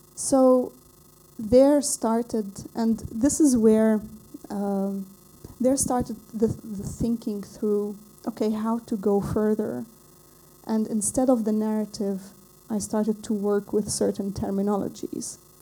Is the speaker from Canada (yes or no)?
no; Lebanon; I come from Lebanon